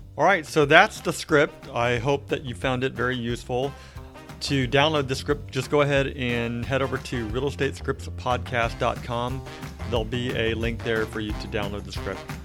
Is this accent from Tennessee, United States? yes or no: no; Merced, California, United States; I grew up in Merced area where, uh, it's, it's, which is Central Valley